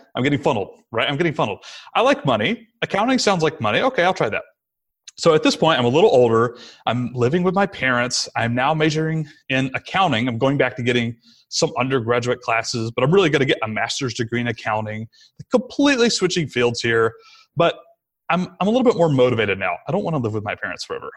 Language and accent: English; Rome, Georgia, United States; it was in my hometown again, so we moved back to sunny Rome, Georgia